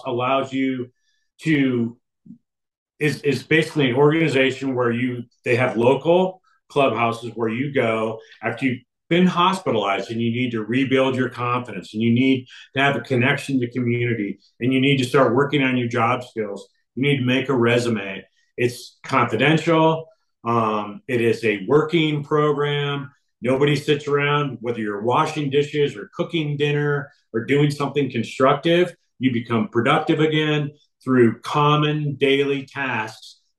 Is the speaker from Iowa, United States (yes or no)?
yes; Iowa, United States; growing up in Iowa